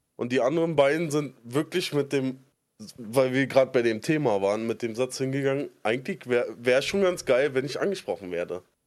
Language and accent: German; Berlin, Germany; ich komme aus Spandau, so Randgebiet von, bei Berlin